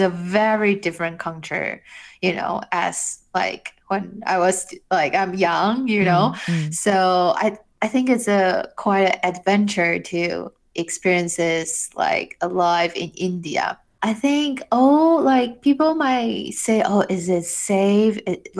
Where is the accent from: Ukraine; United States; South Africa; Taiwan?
Taiwan; like I'm from Taiwan, you know, and then I would love like people to know this beautiful country, like where I'm from